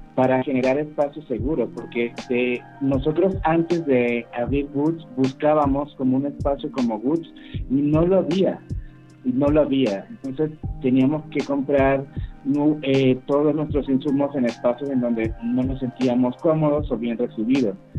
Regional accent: Venezuela; moved away; Yo vengo de Venezuela

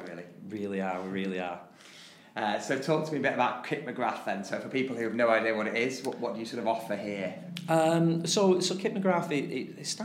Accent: Oldham, North West England, United Kingdom; moved away as an adult; also born or lived in Qatar; now in Tarporley, United Kingdom; Originally, I'm from Oldham.

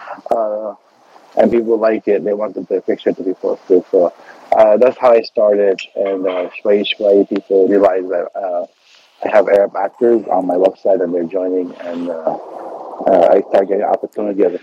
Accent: Beirut, Beirut Governorate, Lebanon; now in United States; انا من بيروت لبنان

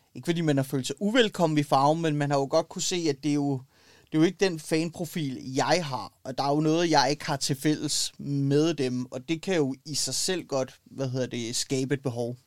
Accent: Copenhagen, Capital Region of Denmark, Denmark; Ja, jeg er født og opvokset i København

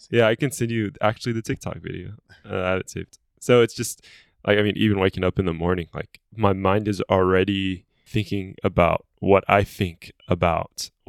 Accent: Egypt; also born or lived in Lebanon; I'm fully Egyptian. I was born in Lebanon.

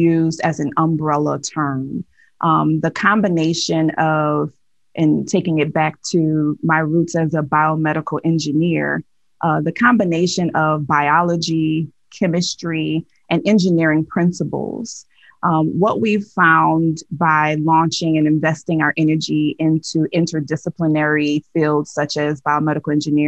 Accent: Nigeria; So I am Nigerian

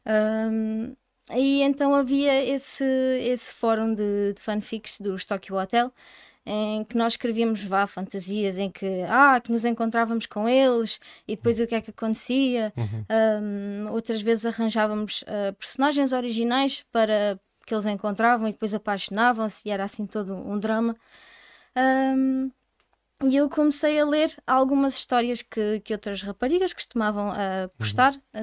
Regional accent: Odemira, Alentejo, Portugal; sou natural aqui de, de Odmira

